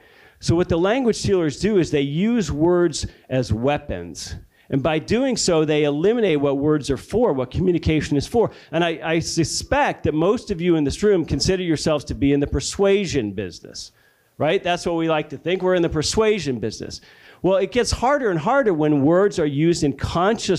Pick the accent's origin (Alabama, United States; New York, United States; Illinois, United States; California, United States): Alabama, United States; my home state of Alabama